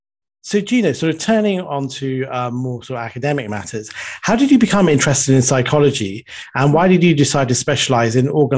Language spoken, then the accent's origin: English; Sri Lanka; moved away; I'm originally from Sri Lanka, so a former British colony.